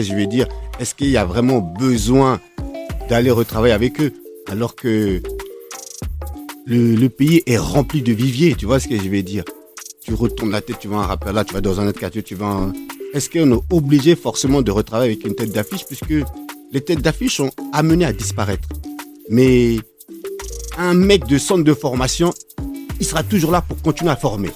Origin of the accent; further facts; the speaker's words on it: Grigny, France; also born or lived in United States; je suis un mec originaire de, de Grigny